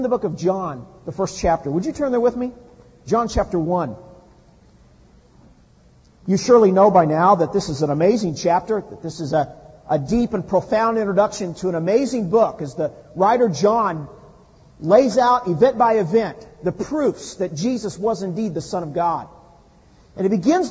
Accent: Midwest, United States; now in California, United States; I grew up in the Midwest

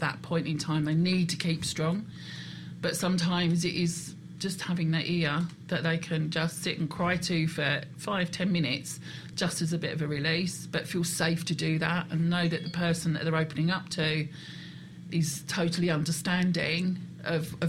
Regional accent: United Kingdom; We're British

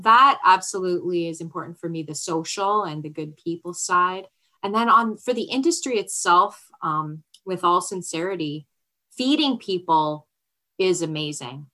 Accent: Canada; We're Canadian.

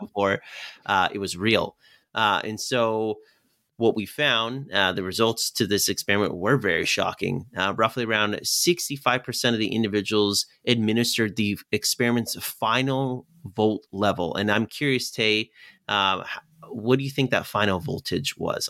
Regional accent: Clifton, Virginia, United States; I grew up in Virginia, uh, close to a town called Clifton

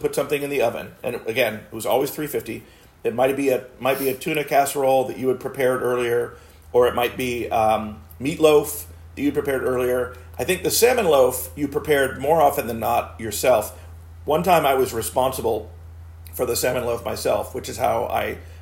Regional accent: South Florida, United States; growing up in South Florida is that we had a key lime tree in our backyard.

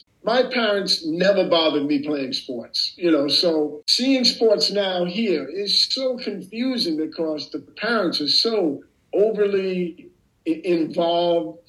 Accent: United States; moved away as an adult; also born or lived in Poland / Netherlands; now in Haarlem, Netherlands; I never really got back to being American here after I left.

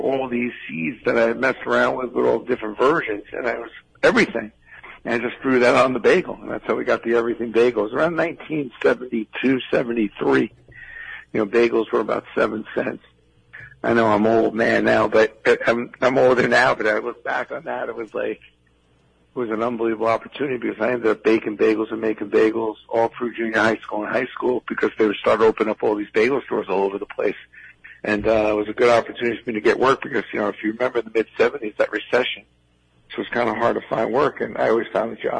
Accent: New York City, New York, United States; I grew up in Brooklyn

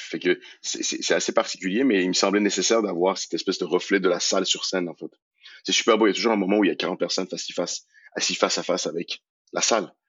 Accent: Iran; moved away; also born or lived in Montreal, Canada; mon pays d'origine, l'Iran

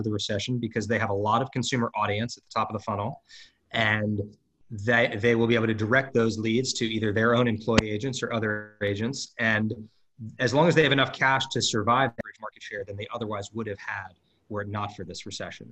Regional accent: Los Angeles, California, United States; This is my hometown.

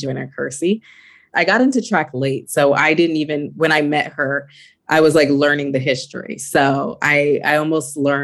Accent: California, United States; move back to California, my hometown

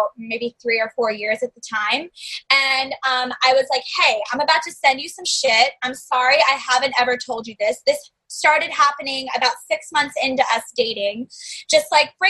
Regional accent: the South, United States; growing up in the South, family from New York

